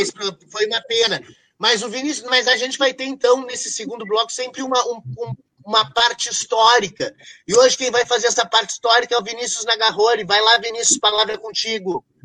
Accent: Brazil; eu era brasileiro

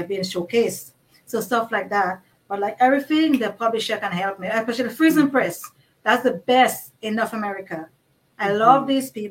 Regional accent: Dominica; I grew up in Dominica

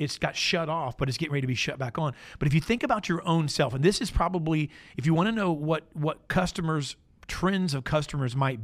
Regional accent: Florida, United States; I grew up in Florida, like no further than an hour away from Disney my entire life

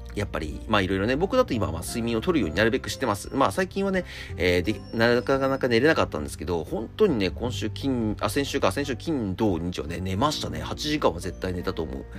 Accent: Akita, Japan; moved away; 僕秋田出身なんですけど

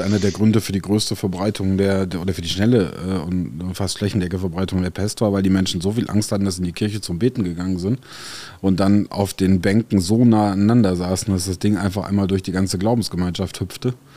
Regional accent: France; now in Germany; in Frankreich, äh, wo ich groß geworden bin

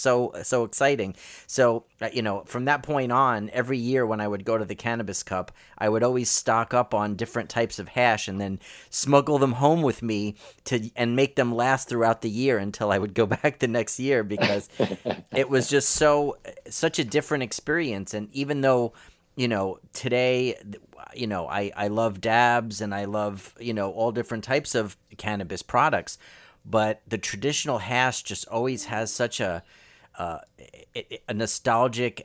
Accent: New York, United States; growing up in New York and Brooklyn

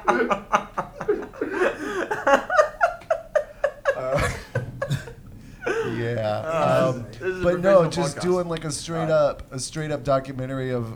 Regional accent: United States; I'm American

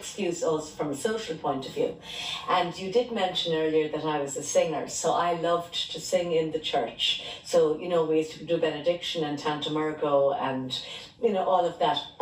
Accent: Tipperary, Munster, Ireland; I grew up in Tipperary town and I'm one of five girls

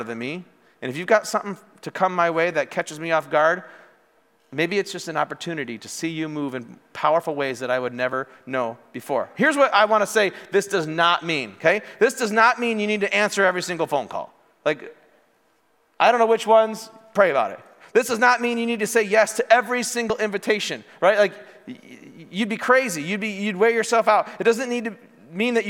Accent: Morris, United States; moved away as an adult; also born or lived in Wisconsin; I grew up in Morris

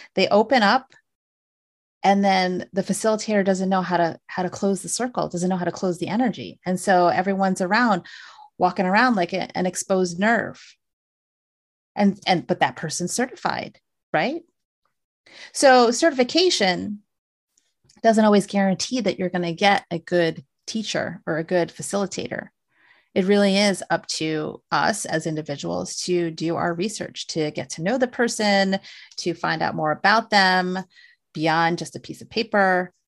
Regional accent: United States; I was born here in the States

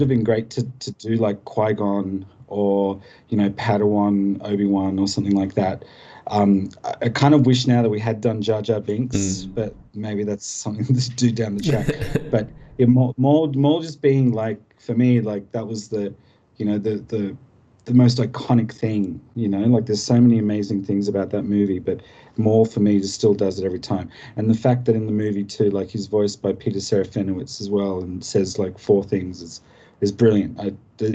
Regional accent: Australia; as an Australian

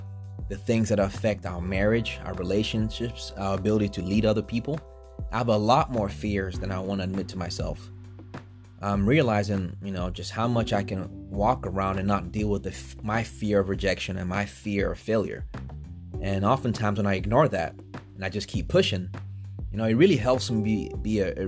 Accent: Togo; also born or lived in New York / Benin; now in United States; I'm Nigerian, but I was born in New York and then went back to Togo and Benin. That's where I grew up, and then got into Temple University at the business school.

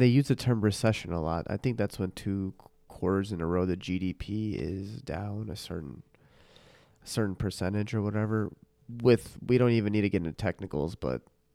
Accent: Midwest, United States; I'm from the Midwest

